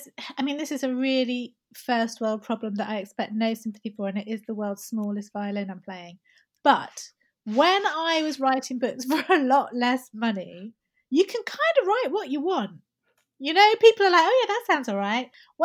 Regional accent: Syria; like I was raised in Syria. So, you know, I don't have that anti-Arab sentiment that a lot of people do.

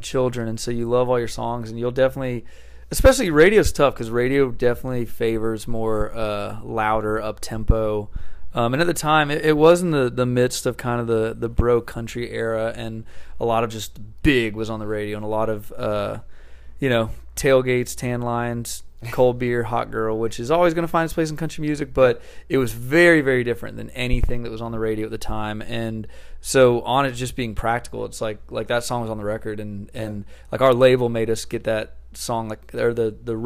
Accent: outside Nashville, Tennessee, United States; I grew up outside Nashville

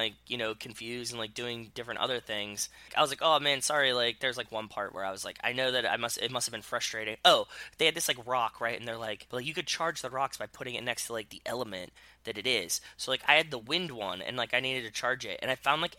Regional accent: Pittsburgh, Pennsylvania, United States; born or raised there

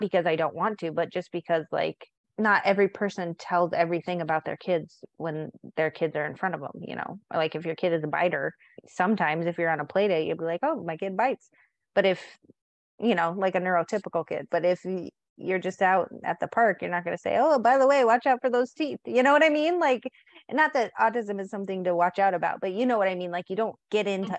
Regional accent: San Diego, California, United States; now in Montana, United States; I grew up in San Diego so half of my life was in California, half of my life was in Montana

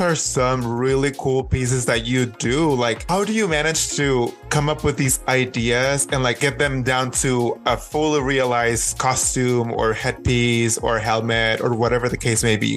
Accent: Mexico; now in Los Angeles, United States; I grew up in Mexico

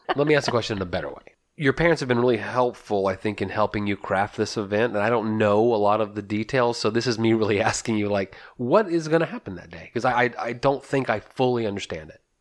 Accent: Texas, United States; we're from Texas

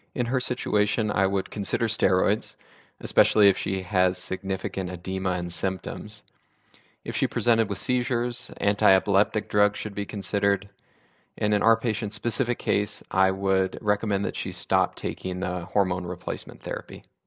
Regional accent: Sacramento, California, United States; also born or lived in Oregon; I grew up in Sacramento

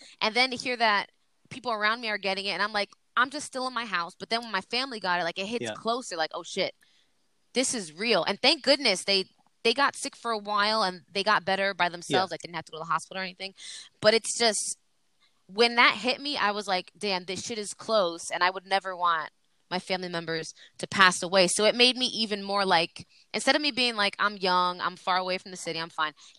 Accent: New York, United States; accent: New York; I'm from New York and I have an accent

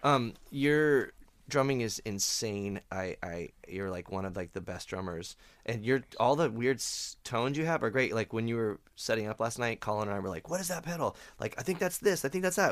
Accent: Phoenix, Arizona, United States; moved away; I grew up in Phoenix and it's a shitty desert

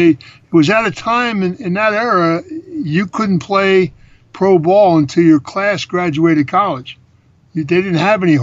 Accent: Philadelphia, Pennsylvania, United States; I grew up in Philly.

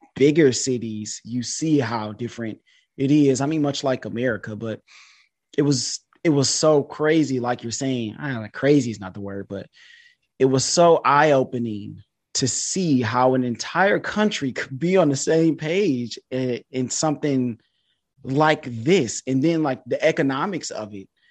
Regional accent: Detroit, Michigan, United States; also born or lived in China; I'm from Detroit, Michigan.

